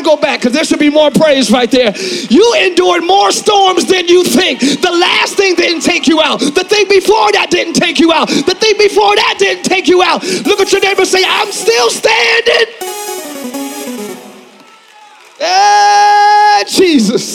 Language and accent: English; Philadelphia, Pennsylvania, United States; now in Orlando, United States; I'm from Philly.